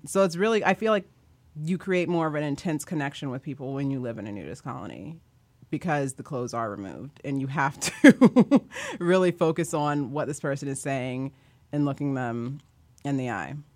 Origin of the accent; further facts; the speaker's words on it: Kansas, United States; I grew up in Kansas.